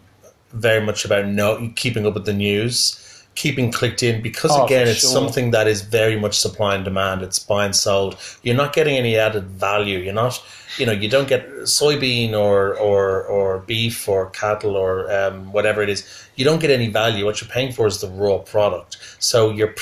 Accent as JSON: {"language": "English", "country": "United Kingdom", "said": "I'm a Brit"}